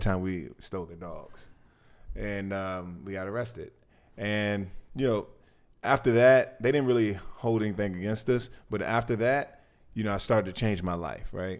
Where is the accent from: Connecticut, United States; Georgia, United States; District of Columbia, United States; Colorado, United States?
District of Columbia, United States; Washington; I grew up in Washington, D C, not too far from the White House.